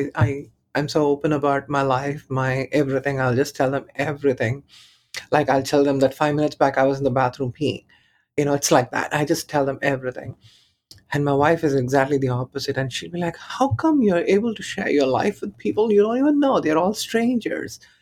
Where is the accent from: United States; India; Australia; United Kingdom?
India; Chennai, Tamil Nadu; moved away; I was born in Chennai.